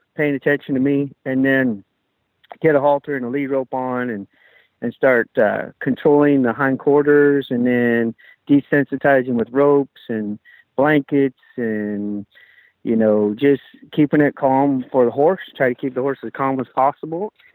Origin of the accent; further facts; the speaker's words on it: Kenai Peninsula, Alaska, United States; I grew up on the Kenai Peninsula in Alaska.